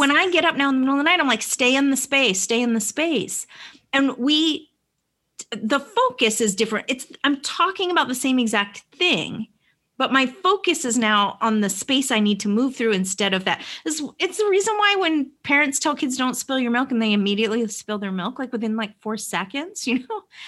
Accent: Vermont, United States; now in Atlanta, United States; I live in Atlanta, but I grew up in Vermont.

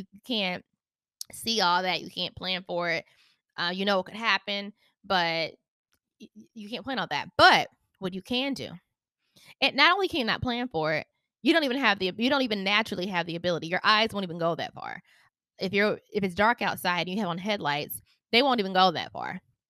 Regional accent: Charlotte, North Carolina, United States; I am from Charlotte, North Carolina.

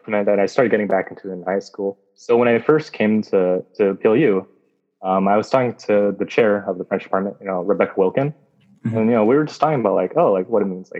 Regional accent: Vietnam; moved away; Vietnam, my home country

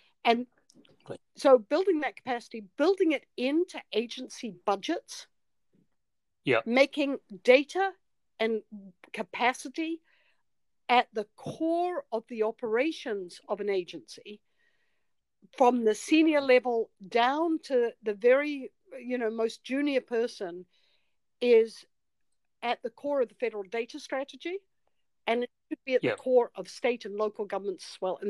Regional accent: New Zealand; I'm from New Zealand.

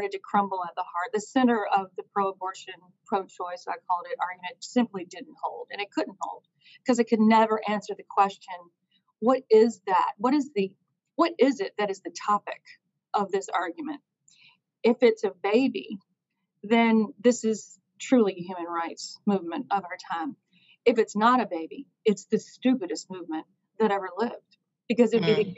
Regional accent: Eastern North Carolina, United States; I'm from Eastern North Carolina, very Christian, saturated place to grow up, in a beautiful place.

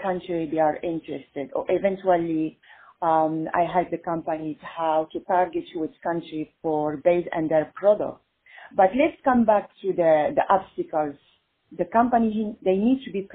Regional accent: Italy; moved away as an adult; now in Los Angeles, United States; I am Italian too

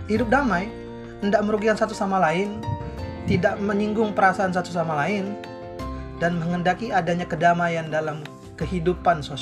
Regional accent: Palembang, South Sumatra, Indonesia; Jangan sampai kalau ketemu orang saya nih, orang Palembang, ketemu orang Jawa. Orang Palembang kan bahasanya agak kasar

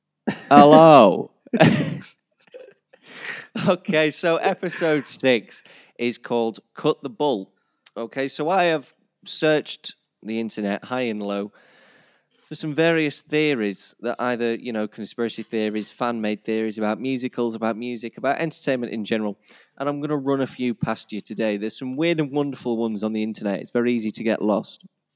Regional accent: Yorkshire and the Humber, United Kingdom; accent: Yorkshire; my Yorkshire accent

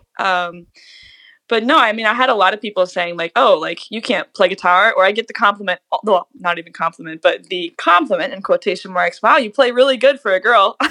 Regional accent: Cincinnati, Ohio, United States; once we left Ohio, like left Cincinnati, and I played my first out of town gig

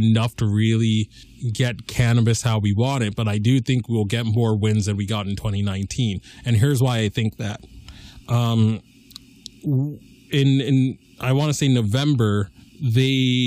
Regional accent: Lee, Massachusetts, United States; I'm a junior from Leo, Massachusetts, the heartland of America.

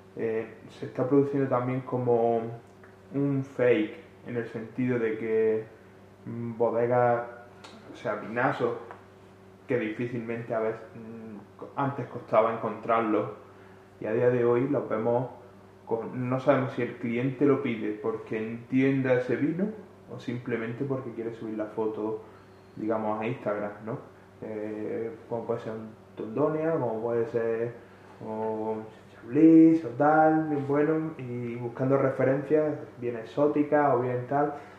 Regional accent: Andalusia, Spain; Yo siendo siendo andaluz

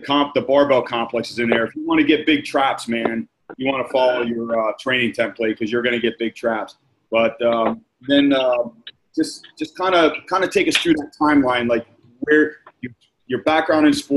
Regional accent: New Jersey, United States; now in South Florida, United States; I'm from New Jersey, but I live down here in South Florida now.

